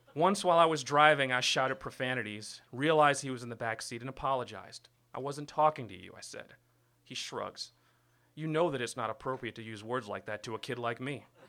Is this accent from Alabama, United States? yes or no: no; New York City, New York, United States; I was born and raised in Brooklyn, New York